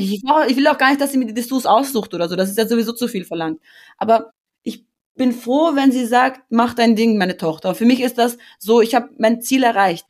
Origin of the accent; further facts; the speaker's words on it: Austria; ich bin in Österreich groß geworden